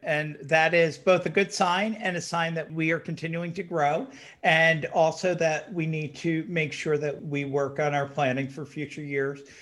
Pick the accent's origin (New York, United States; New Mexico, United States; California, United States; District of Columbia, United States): New York, United States; New York area, United States; When, when I was a little kid, I grew up in the New York area